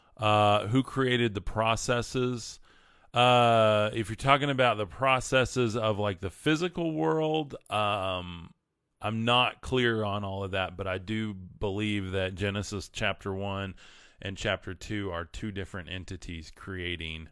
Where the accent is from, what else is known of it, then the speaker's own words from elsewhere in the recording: West Texas, United States; raised in West Texas